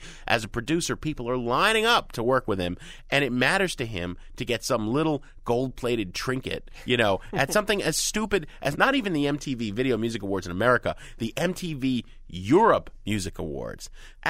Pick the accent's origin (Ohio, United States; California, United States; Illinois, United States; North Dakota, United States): Illinois, United States; Chicago; you and I are both fans, Greg, and it's not because we're from Chicago.